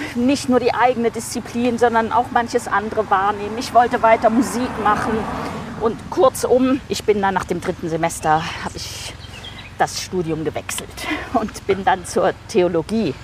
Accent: Siegen, North Rhine-Westphalia, Germany; also born or lived in Rotenburg an der Fulda, Hesse / Bonn / Marburg / Münster; Dann sind wir familiär bedingt ins südliche Westfalen gezogen.

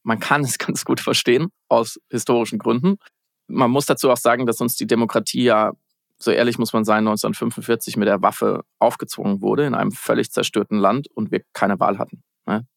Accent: West Germany, Germany; Ich bin ja Westdeutscher.

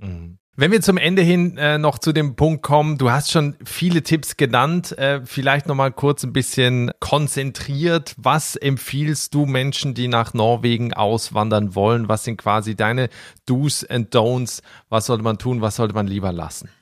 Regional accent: Switzerland; ich komme ja aus der Schweiz

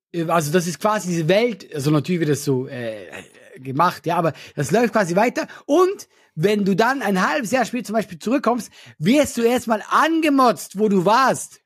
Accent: Switzerland; Ich bin Schweizer

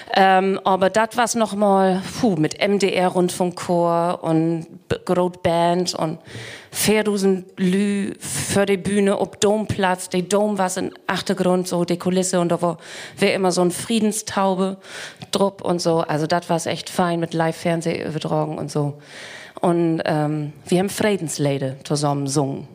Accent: East Frisia, Lower Saxony, Germany; ich komme aus Spätzefeen

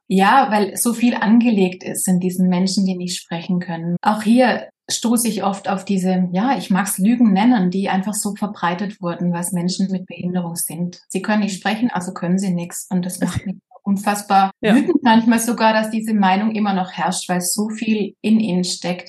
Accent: Baden-Württemberg, Germany; accent: Swabian; Ich komme aus Süddeutschland, Baden-Württemberg, hört man vielleicht manchmal an meinem Akzent, wenn es schwäbisch wird.

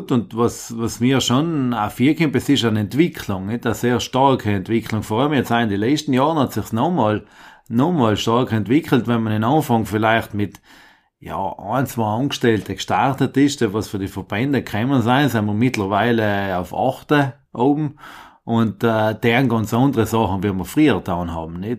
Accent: Penon, Trentino-Alto Adige, Italy; Äh, kommen tue ich aus Benon, also bei Kortatsch von einer kleinen Fraktion.

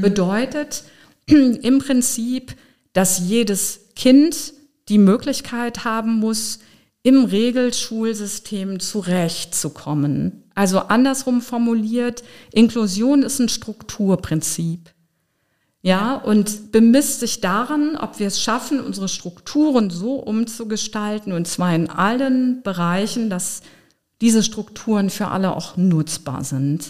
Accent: Osnabrück, Lower Saxony, Germany; also born or lived in Berlin; now in Trier, Germany; Osnabrück ist meine Geburtsstadt. Da habe ich meine Kindheit verbracht.

